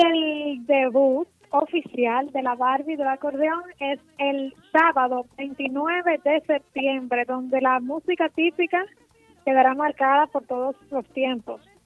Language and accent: Spanish; Santiago Rodríguez, Dominican Republic; mi provincia, que es Santiago Rodríguez